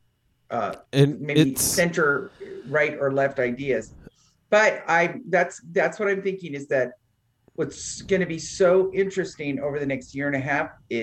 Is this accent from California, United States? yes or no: yes; Northern California, United States; I'm from Northern California